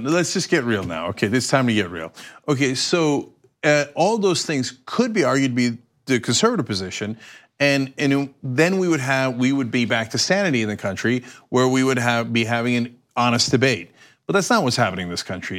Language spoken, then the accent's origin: English; United States; as an American